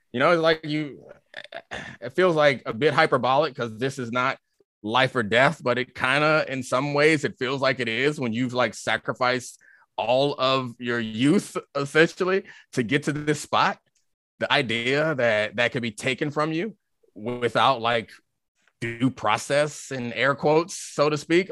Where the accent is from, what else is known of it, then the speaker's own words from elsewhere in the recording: Baltimore, Maryland, United States; I'm from Baltimore